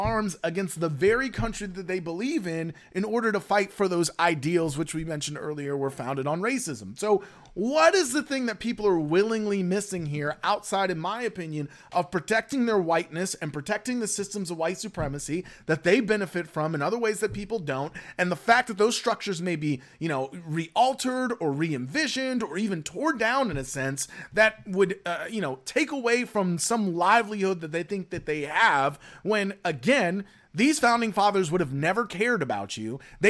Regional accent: New York, United States; And I would look at them and say, well, you know, I'm from New York. You know, my heritage was killing traitors.

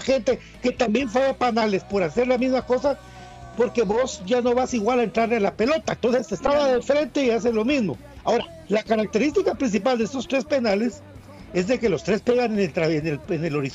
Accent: Suchitepéquez, Guatemala; Yo soy de Suchi, le decía Santis.

